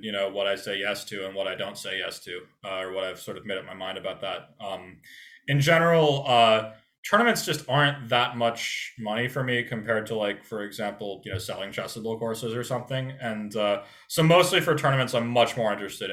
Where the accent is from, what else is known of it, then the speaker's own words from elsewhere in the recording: United States; growing up in America